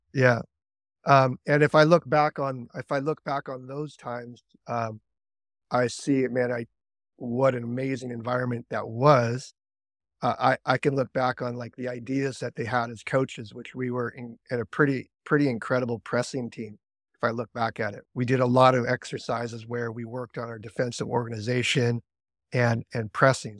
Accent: Seattle, Washington, United States; I was American. I grew up, grew up in Seattle

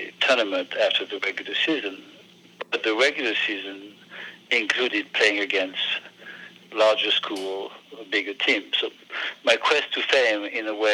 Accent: northern Burgundy, near Auxerre, Bourgogne-Franche-Comté, France; accent: French; English is a second language; moved away as an adult; now in United States; our hometown is in the northern part of Burgundy, near the town of Auxerre

